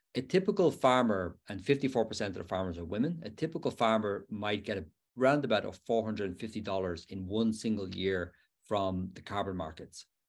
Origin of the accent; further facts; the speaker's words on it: Dublin, Leinster, Ireland; now in Pennsylvania, United States; my hometown of Dublin